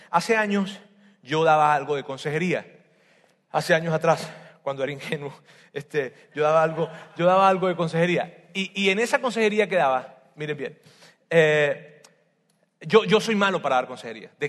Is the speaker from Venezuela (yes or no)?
yes; Venezuela; Así decimos, ya se me está olvidando como los venezolanos.